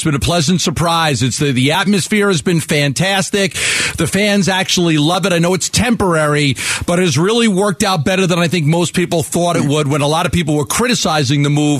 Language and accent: English; New York, United States; growing up in New York, being an Islander fan